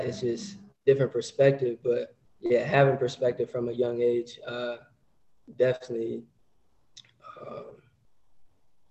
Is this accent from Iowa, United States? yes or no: yes; Cedar Rapids, Iowa, United States; also born or lived in St. Louis; now in San Diego, United States; I'm from Cedar Rapids.